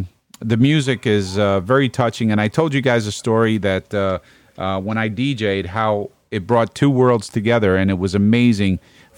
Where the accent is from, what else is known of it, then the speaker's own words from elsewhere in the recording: New York City, New York, United States; I am from Brooklyn